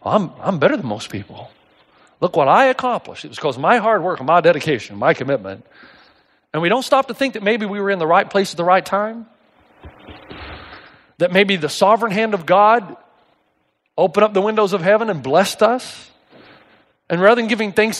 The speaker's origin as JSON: {"language": "English", "region": "East Tennessee", "country": "United States", "tie": "born or raised there", "said": "I grew up in East Tennessee."}